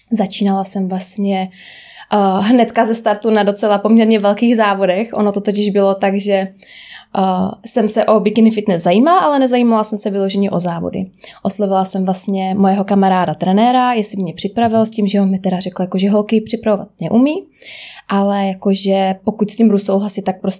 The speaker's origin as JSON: {"language": "Czech", "town": "Rožnov pod Radhoštěm", "region": "Zlín Region", "country": "Czechia", "also_born_or_lived": "Prague", "said": "je mi 27 roku, pocházím z Rožnova a teď se momentálně nacházím v Praze"}